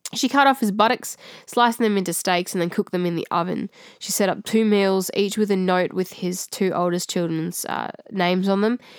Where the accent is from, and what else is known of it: Australia